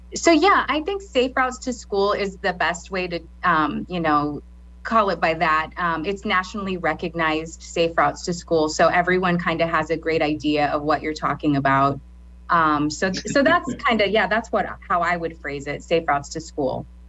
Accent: Lincoln, Nebraska, United States; also born or lived in Garden City, Kansas; originally, I'm from Garden City, Kansas, um, but I moved here when I was in third grade. So I kind of consider myself a, na- a native Lincolnite, um, Nebraskan

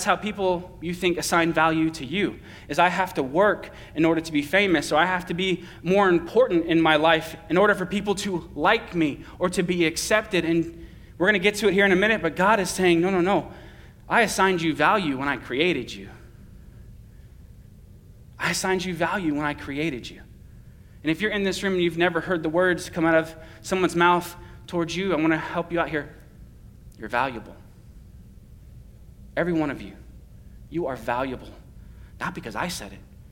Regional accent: Boston, Massachusetts, United States; I'm from the East Coast and I'm from the Northeast and I'm from Boston

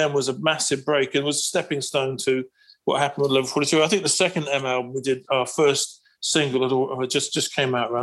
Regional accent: Isle of Wight, South East England, United Kingdom; moved away; also born or lived in Hong Kong; growing up in the Isle of Wight

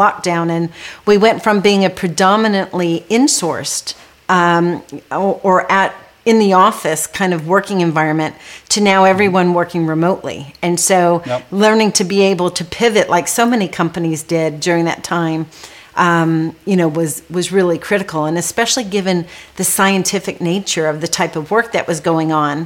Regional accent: California, United States; also born or lived in Trinidad / Johannesburg, South Africa / London; my siblings and I were all born there. And then we moved to the U.S. when I was young, and I did all of my schooling, actually, in the U.S. And when I was living in California

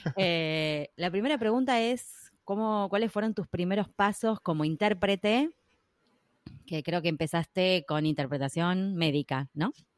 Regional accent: Argentina; por lo menos acá en Argentina, bueno, … vive en Estados Unidos, pero las dos somos argentinas

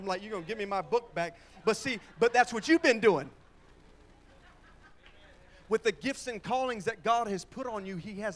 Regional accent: Pine Hills, Florida, United States; moved away; I was born in Pine Hills

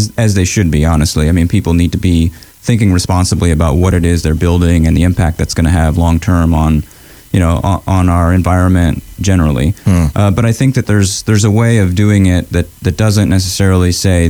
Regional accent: Augusta, Georgia, United States; also born or lived in Mexico City; I grew up in Augusta.

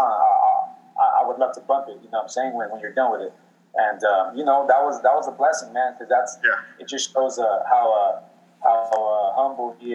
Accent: Mexico; Yeah, I'm proud to be Mexican.

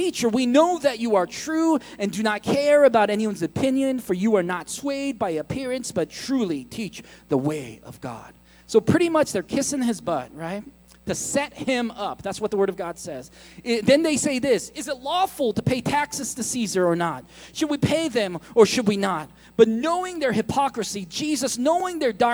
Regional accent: United States; I'm American

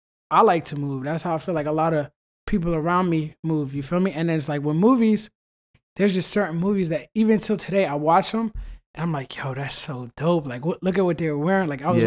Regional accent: Virginia, United States; Man, with sports, you know we're from Virginia.

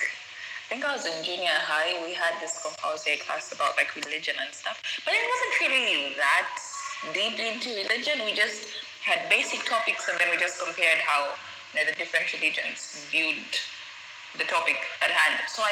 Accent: Zambia; moved away as an adult; now in Turkey; I'm from Zambia, and I'm currently living in Turkey, where I'm studying architecture in my third year.

